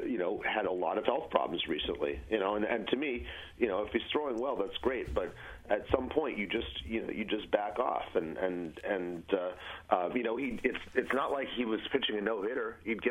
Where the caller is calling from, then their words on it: Brooklyn, New York, United States; I'm in Brooklyn.